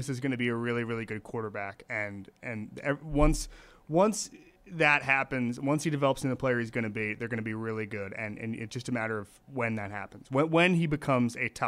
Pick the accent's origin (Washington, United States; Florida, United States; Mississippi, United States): Florida, United States; I'm from Florida.